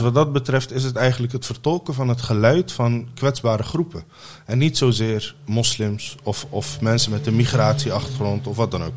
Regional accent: The Hague, South Holland, Netherlands; also born or lived in Mogadishu, Somalia / Ter Apel, Netherlands; als zevenjarige jongetje ben ik naar Nederland gekomen

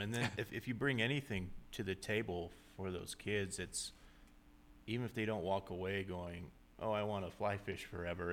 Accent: Southern California, United States; I grew up in Southern California

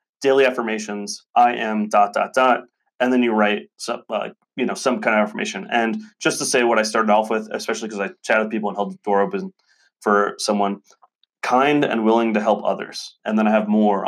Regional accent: the South, United States; We're both from the South

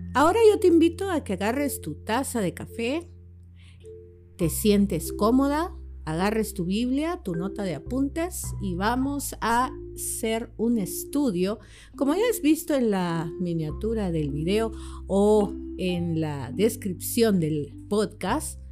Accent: El Salvador; como mujer, como salvadoreña

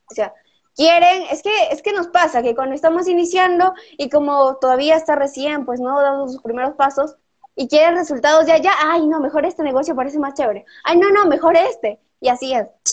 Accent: Peru; tengo ya 17 años, soy de Perú

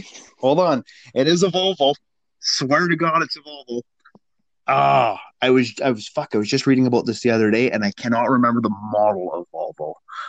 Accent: Saskatchewan, Canada; No, I'm from Saskatchewan. I got nothing to hit.

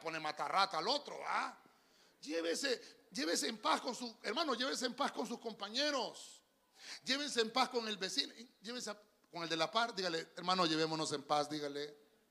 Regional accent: Honduras; yo soy hondureño

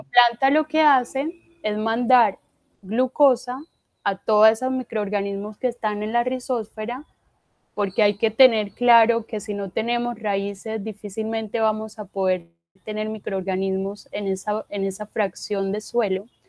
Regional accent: Corozal, Sucre, Colombia; yo pues soy del departamento de Sucre, de un municipio que se llama Corozal

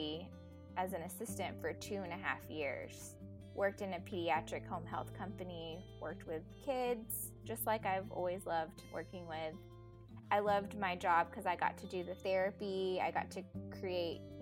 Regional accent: Dallas, Texas, United States; also born or lived in Philippines; I pretty much grew up in Dallas since I was 5. So I'm from Dallas, Texas

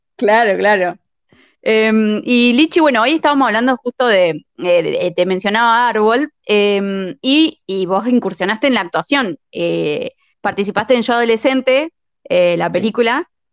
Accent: La Pampa, Argentina; moved away as an adult; now in La Plata, Argentina; nosotras somos también, nosotras somos de La Pampa

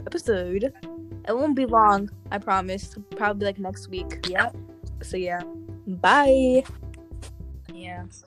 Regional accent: Nigeria; moved away; I traveled to my home country, Nigeria.

